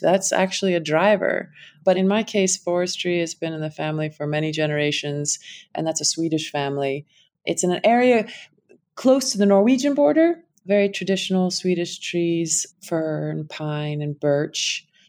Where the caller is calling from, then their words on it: Luxembourg; Calling in from Luxembourg